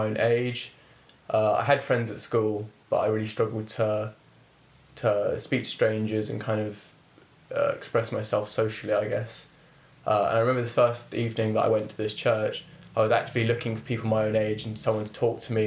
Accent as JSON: {"language": "English", "town": "Reading", "region": "South East England", "country": "United Kingdom", "tie": "born or raised there", "said": "I was born here in Reading."}